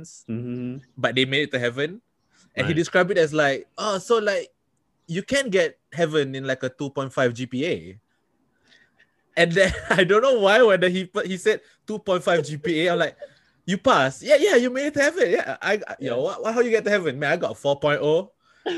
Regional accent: Singapore; I'm from Singapore

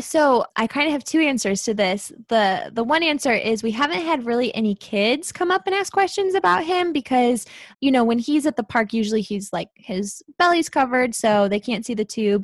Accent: St. Louis, Missouri, United States; I live in Saint Louis. I always have. I was born and raised here

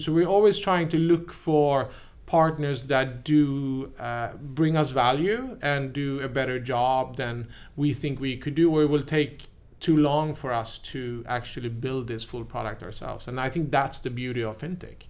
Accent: Sweden; also born or lived in New York, United States; I came there as a happy Swede

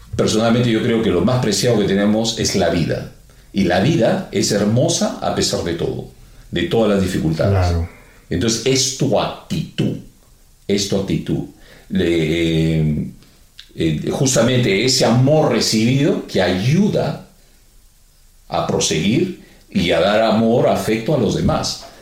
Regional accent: Peru; somos peruanos

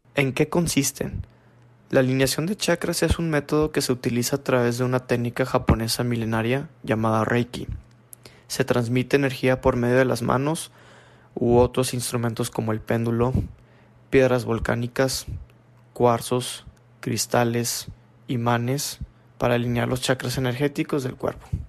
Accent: Monterrey, Nuevo León, Mexico; nací en Monterrey, Nuevo León

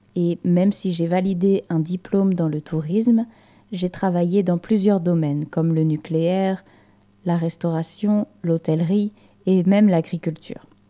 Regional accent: Normandy, France; moved away; je suis française et j'ai grandi à la campagne dans une région française qui s'appelle la Normandie

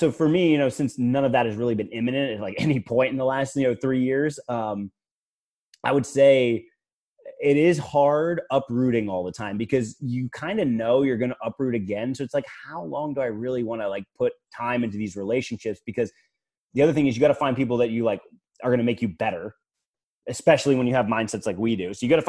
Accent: Fredericksburg, United States; You know, obviously I'm from Fredericksburg.

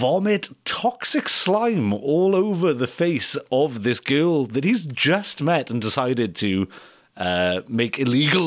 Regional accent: Wales, United Kingdom; I'm from Wales

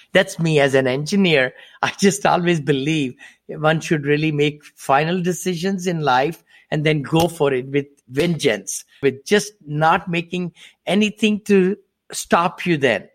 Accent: India; moved away as an adult; also born or lived in Ohio, United States; now in Danville, United States; I'm from India originally. I came to this country with seven dollars in my pocket

